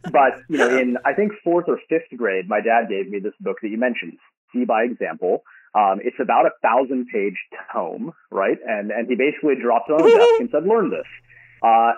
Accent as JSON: {"language": "English", "town": "San Jose", "region": "California", "country": "United States", "tie": "born or raised there", "also_born_or_lived": "Berkeley / Stanford", "said": "I grew up in San Jose until high school. And then we moved up the peninsula."}